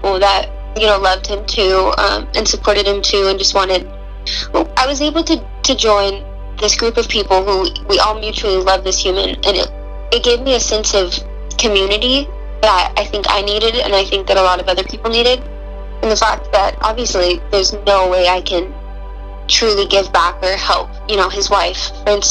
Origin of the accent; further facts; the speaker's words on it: Roseburg, Oregon, United States; I'm from the area, but I grew up in Roseburg